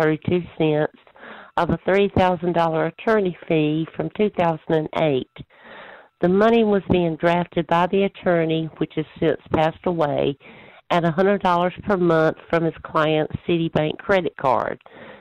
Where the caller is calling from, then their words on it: Wilmington, North Carolina, United States; Hi, I'm from Wilmington, North Carolina